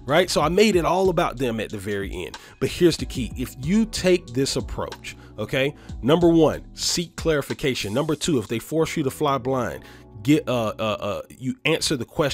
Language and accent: English; Atlanta, Georgia, United States; I was born and raised here in Atlanta, Georgia.